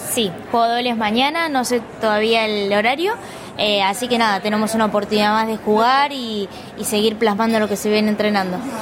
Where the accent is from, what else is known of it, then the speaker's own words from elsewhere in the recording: Cañuelas, Buenos Aires Province, Argentina; yo como soy de Cañuelas